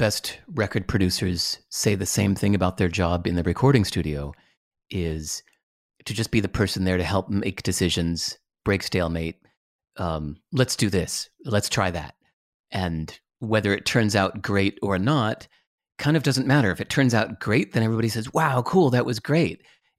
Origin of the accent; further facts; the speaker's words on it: Berkeley, California, United States; born there; I was born in Berkeley where …'s from